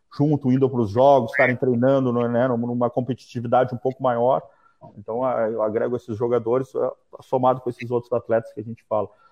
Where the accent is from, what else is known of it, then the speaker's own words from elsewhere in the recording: Porto Alegre, Rio Grande do Sul, Brazil; now in Florianópolis, Brazil; sou de Porto Alegre